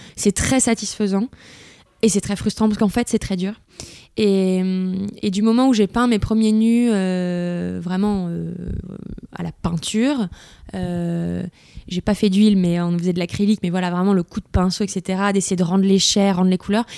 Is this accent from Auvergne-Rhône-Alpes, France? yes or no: yes; Lyon, Auvergne-Rhône-Alpes, France; j'ai grandi dans, j'étais à Lyon, mais dans la entre guillemets campagne mm. bourgeoise lyonnaise